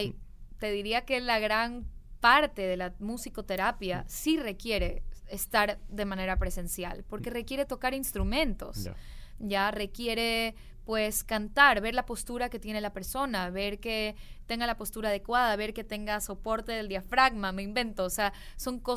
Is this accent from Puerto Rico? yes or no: no; Guayaquil, Guayas, Ecuador; Sí, soy de Guayaquil, Ecuador.